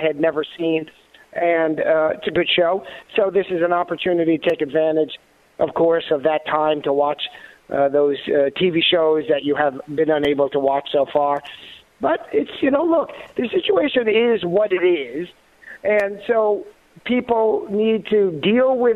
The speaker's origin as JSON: {"language": "English", "region": "New York", "country": "United States", "tie": "born or raised there", "moved": "yes", "said": "born in New York, I guess I still can call myself a New Yorker"}